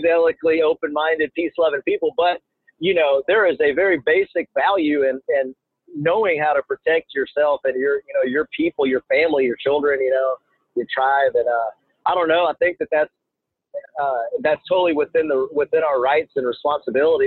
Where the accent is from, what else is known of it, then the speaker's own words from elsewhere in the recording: United States; growing up in America